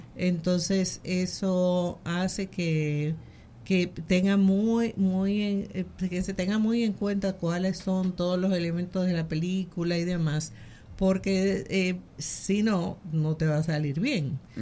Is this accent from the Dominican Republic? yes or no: yes; Dominican Republic; nosotros como dominicanos